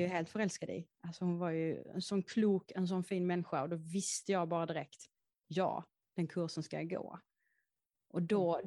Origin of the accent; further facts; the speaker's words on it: Häckeberga, Skåne, Sweden; Jag är uppväxt i en skog som heter Häckeberga och ligger i Skåne